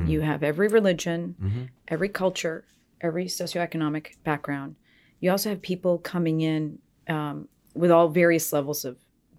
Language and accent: English; New England, United States; So we're both from the New England areas.